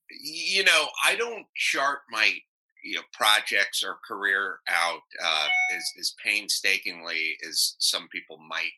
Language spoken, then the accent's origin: English; North Hollywood, California, United States; I grew up in North Hollywood.